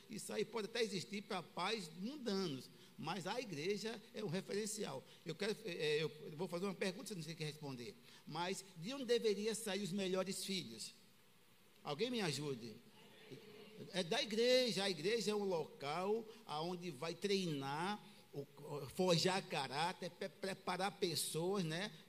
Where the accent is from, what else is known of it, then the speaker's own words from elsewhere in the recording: Aracaju, Sergipe, Brazil; fui criado com uma família em Aracaju. Pequeno